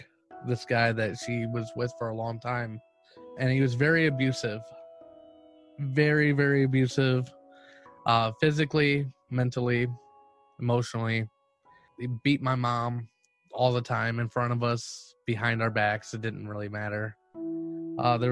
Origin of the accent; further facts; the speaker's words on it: Cleveland, Ohio, United States; I'm from Cleveland, Ohio